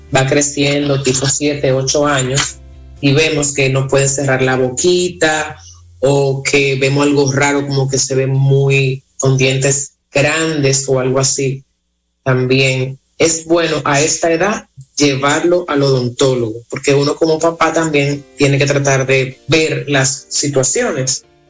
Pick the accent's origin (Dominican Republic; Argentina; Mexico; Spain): Dominican Republic; nosotros somos dominicanos